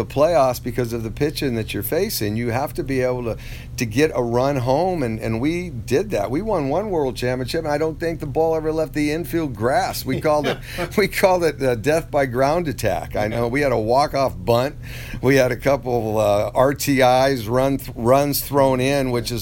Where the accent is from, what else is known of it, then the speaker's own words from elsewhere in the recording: United States; I'm an American, I'm a citizen